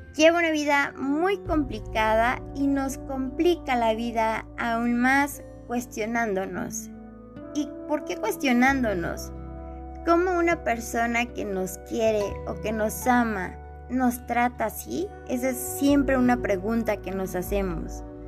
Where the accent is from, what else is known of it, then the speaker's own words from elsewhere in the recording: Mexico; soy de México